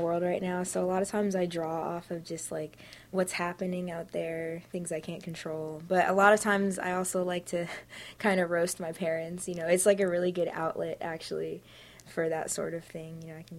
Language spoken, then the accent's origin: English; Alexandria, Virginia, United States; I'm 15 years old, and I'm from Alexandria, Virginia.